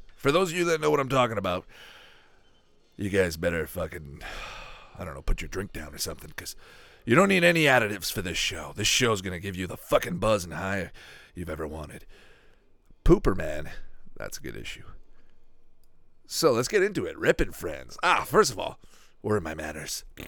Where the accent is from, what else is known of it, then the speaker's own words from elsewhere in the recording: Canada; I'm from Canada here.